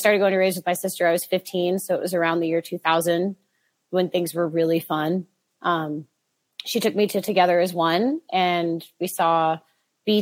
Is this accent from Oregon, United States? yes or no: yes; Boring, Oregon, United States; I grew up in Boring, Oregon. It's a real place